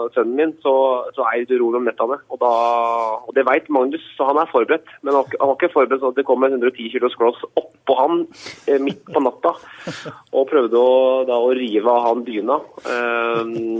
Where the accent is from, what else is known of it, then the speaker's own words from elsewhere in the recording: Notodden, Telemark, Norway; moved away; jeg er fra Notodden